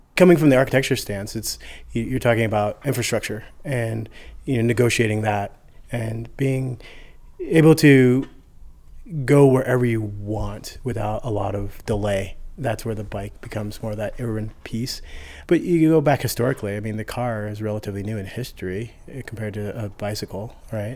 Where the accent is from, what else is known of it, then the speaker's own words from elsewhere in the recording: Aurora, Colorado, United States; also born or lived in Chicago; now in Denver, United States; I am from Colorado. I grew up out in southeast Denver, Aurora area.